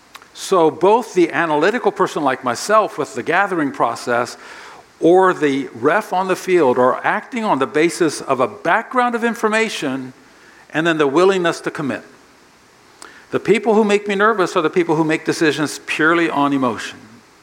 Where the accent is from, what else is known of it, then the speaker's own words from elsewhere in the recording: Japan; born there; I grew up on the mission field. My parents are missionaries. I was born in Japan.